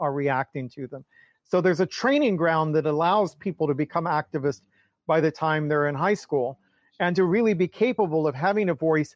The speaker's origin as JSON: {"language": "English", "town": "Atlanta", "region": "Georgia", "country": "United States", "tie": "born or raised there", "said": "I grew up in Atlanta"}